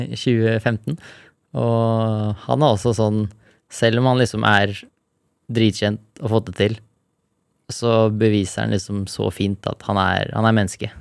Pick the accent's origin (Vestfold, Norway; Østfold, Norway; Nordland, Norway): Vestfold, Norway; Larvik; der jeg vokste opp, og der jeg har tatt mest bilder, er en eh, surfespot utafor Larvik